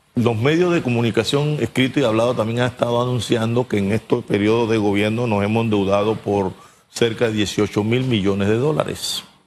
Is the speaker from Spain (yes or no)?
no; La Villa de Los Santos, Los Santos, Panama; en mi pueblo, la Villa de los Santos, mi pueblo amado.